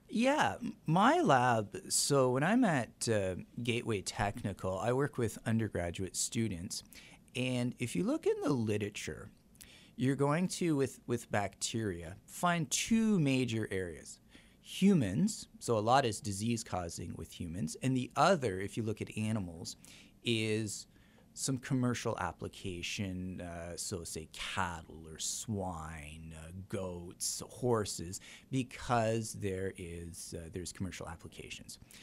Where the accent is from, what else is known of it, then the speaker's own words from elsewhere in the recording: Canada; now in La Crosse, United States; I'm Canadian